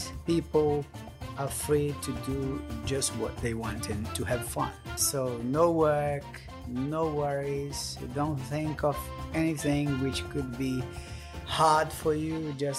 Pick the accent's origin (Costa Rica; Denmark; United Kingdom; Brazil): Brazil; Niterói, Rio de Janeiro; moved away as an adult; now in Brisbane, Australia; I am from Brazil, from Niterói, which is a city kind of medium and large city in Rio de Janeiro.